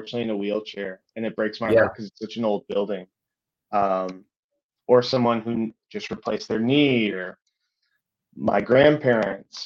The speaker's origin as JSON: {"language": "English", "country": "United States", "said": "as an American Celtic supporter"}